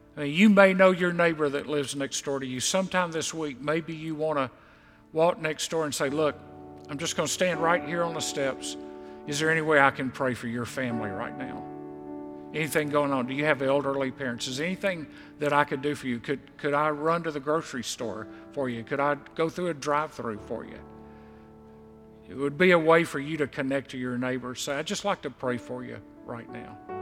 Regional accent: Mississippi Gulf Coast, United States; I grew up on the Mississippi Gulf Coast

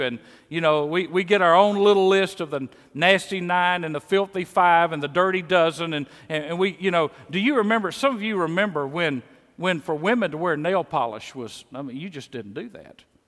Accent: Mississippi, United States; accent: Mississippi; moved away as an adult; also born or lived in Kansas City; my Mississippi accent

